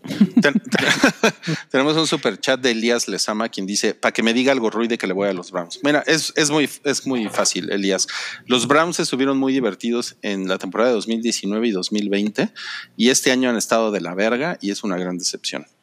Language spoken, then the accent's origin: Spanish; Mexico; somos mexicanos